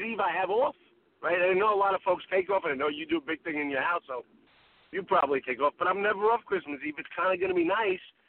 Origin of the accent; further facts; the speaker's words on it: New York City, New York, United States; now in New Jersey, United States; when I was growing up in Brooklyn with me and my dad